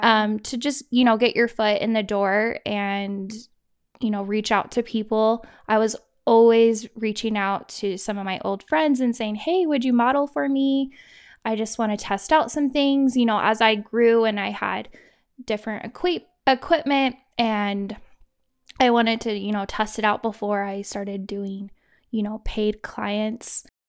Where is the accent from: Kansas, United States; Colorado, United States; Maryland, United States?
Kansas, United States; moved away as an adult; also born or lived in Idaho; now in Utah, United States; I am originally from Kansas, and I was born and raised there. When I was eighteen, I moved to Idaho.